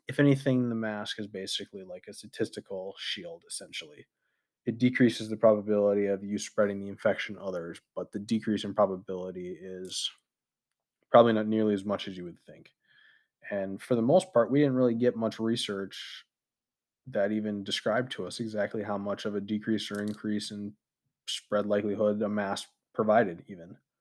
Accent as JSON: {"language": "English", "country": "United States", "said": "as an American citizen"}